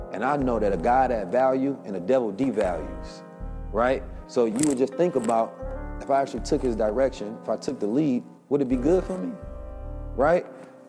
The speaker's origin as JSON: {"language": "English", "town": "Oakland", "region": "California", "country": "United States", "tie": "born or raised there", "said": "I grew up in Oakland, California. It was damn near just a black Muslim mafia"}